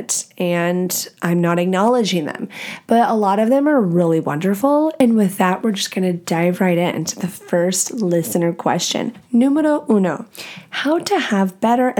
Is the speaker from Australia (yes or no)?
no; Texas, United States; moved away as an adult; also born or lived in Nashville, Tennessee / Louisiana; now in Washington, United States; I grew up in Texas my whole life